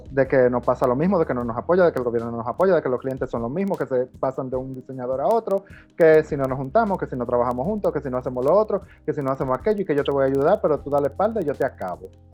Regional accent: Dominican Republic; me siento a velar por el futuro de la moda en mi país

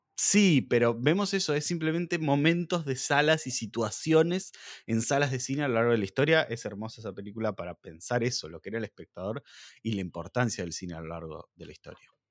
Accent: Argentina; como argentinos y como latinoamericanos

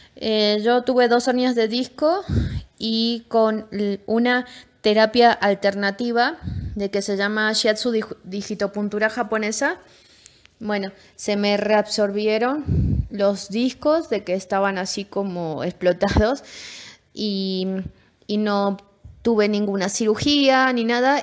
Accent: Tucumán, Argentina; moved away as an adult; vengo de la provincia de Tucumán, ahí nací, y es una provincia que tiene mucho de la parte árabe.

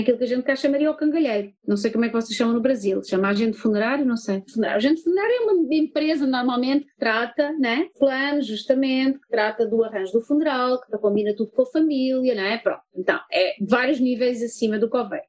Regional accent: Portugal; moved away as an adult; also born or lived in United States; eu sou portuguesa e cresci numa família católica

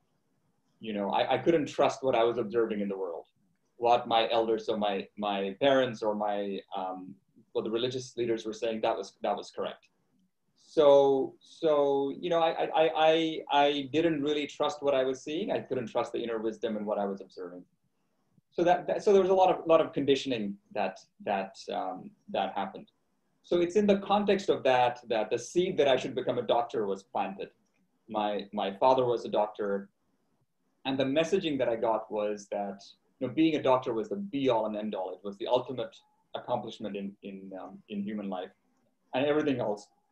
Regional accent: Canada; moved away as an adult; now in Melbourne, Australia; I grew up in Canada

